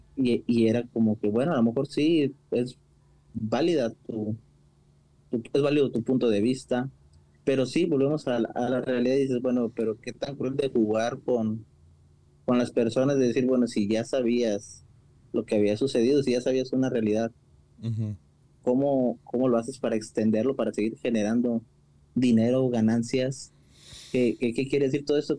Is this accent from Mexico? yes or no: yes; Mexico; como típicos mexicanos